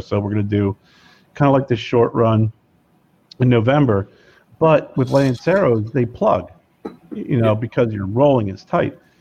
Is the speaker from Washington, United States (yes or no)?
no; Lebanon, Pennsylvania, United States; I'm from Lebanon, Pennsylvania, which is Lebanon, Lancaster area